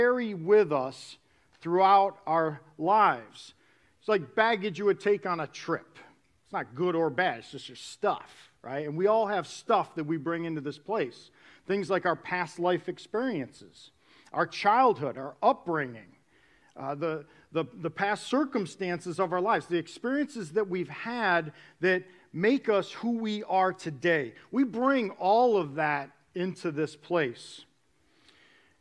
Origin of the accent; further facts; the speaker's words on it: New York, United States; moved away; I was born and raised in New York.